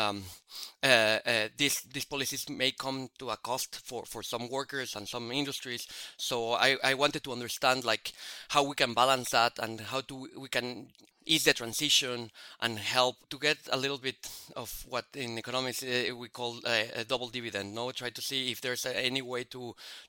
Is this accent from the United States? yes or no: no; Mexico City, Mexico; moved away; I grew up in Mexico City